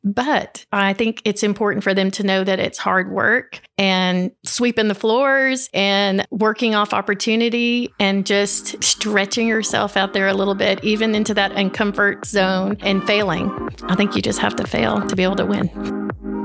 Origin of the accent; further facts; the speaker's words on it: Upper Cumberland, Tennessee, United States; I'm from here, born and raised